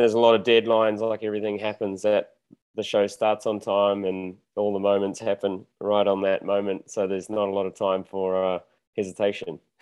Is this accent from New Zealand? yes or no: yes; New Zealand; moved away as an adult; now in Mexico; I'm from New Zealand, born and bred there